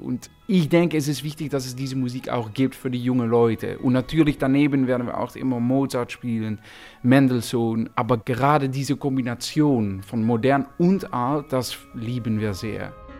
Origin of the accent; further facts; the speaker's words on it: Netherlands; German is a second language; wir sind Holländer